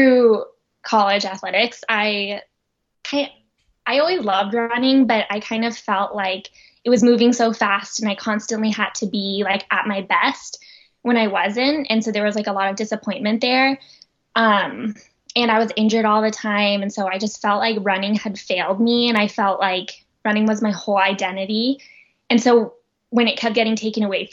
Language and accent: English; Oakland, California, United States; now in Boulder, United States; originally from Oakland, California. So Northern California